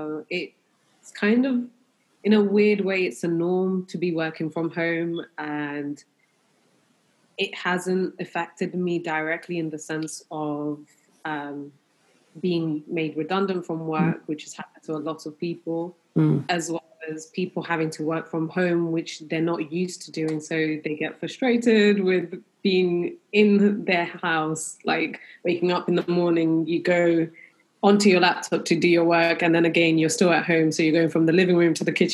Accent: London, United Kingdom; I'm definitely proud of being a Londoner. I'm very proud that we do have a multicultural city, and being brought up in London

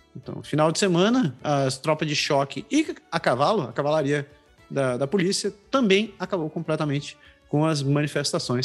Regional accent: Belém, Pará, Brazil; also born or lived in Curitiba; now in Canada; eu sou de Belém, mas eu morei em Curitiba

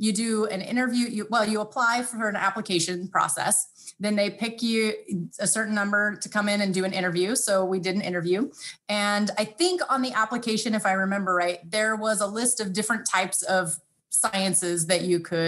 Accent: Fresno, California, United States; moved away as an adult; also born or lived in upstate New York; Fresno State University. So out in California, that's my hometown

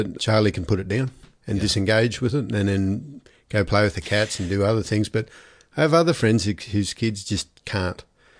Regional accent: Brisbane, Queensland, Australia; No, I was kind of grew up in Brisbane. Dad was a policeman, so he shifted every 2 to 3 years. We grew up initially in Brisbane, then North Queensland, and including a couple of years in an Aboriginal reserve

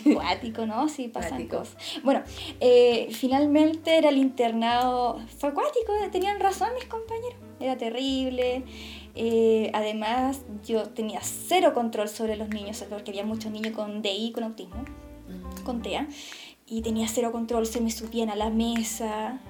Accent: Santiago, Santiago Metropolitan Region, Chile; yo soy de Santiago

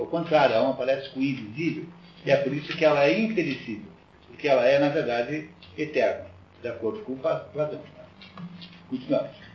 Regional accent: Curitiba, Paraná, Brazil; eu sou curitibano

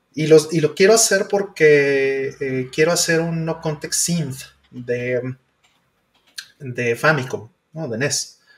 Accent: Mexico

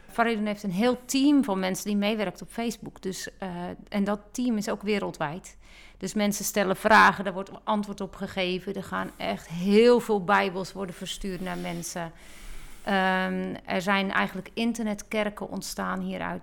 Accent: Netherlands; Ik ben een Nederlander

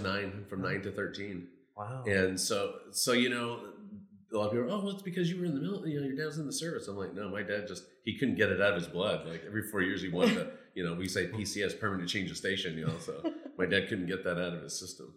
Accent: Mariposa, California, United States; moved away as an adult; also born or lived in Yuba City, California; now in Cabo San Lucas, Mexico; I'm originally from Mariposa. It's close to Yosemite National Park, so mm-hmm. it's still Northern California

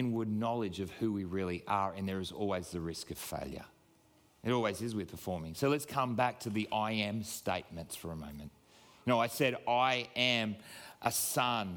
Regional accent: Queensland, Australia; I am a proud Queenslander

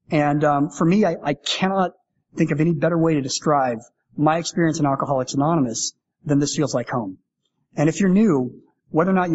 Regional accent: Canada; And I love being Canadian. Like I honestly love being Canadian, and I love Toronto.

